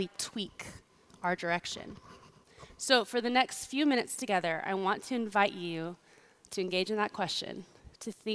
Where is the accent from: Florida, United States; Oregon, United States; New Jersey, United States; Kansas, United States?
Kansas, United States; I grew up in Kansas